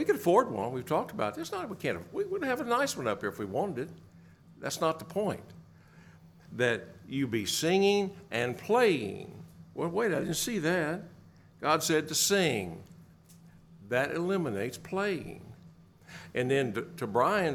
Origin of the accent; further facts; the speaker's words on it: the hills of Tennessee, United States; Growing up in the South on Sunday mornings down in the hills of Tennessee